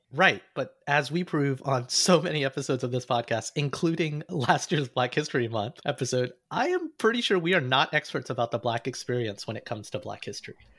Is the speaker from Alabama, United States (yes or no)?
yes; Alabama, United States; I grew up in Alabama